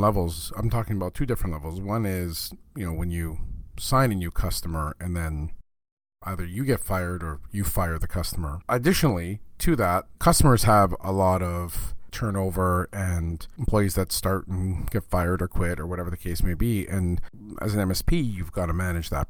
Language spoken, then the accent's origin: English; Canada; I'm Canadian